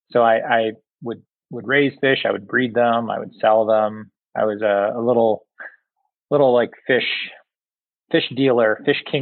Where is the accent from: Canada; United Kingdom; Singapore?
Singapore; also born or lived in Southeast Asia; I I grew up predominantly in Southeast Asia and Singapore